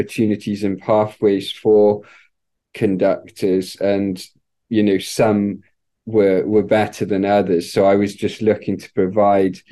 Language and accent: English; Wales, United Kingdom; I grew up in the United Kingdom in Wales